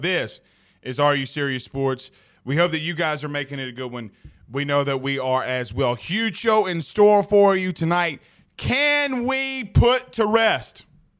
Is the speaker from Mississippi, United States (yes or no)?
no; Kentucky, United States; Hey, man, I drink bourbon. I'm from Kentucky, y'all.